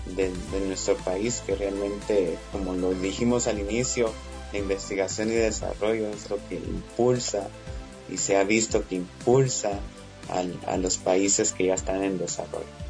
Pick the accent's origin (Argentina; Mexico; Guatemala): Guatemala; nosotros como guatemaltecos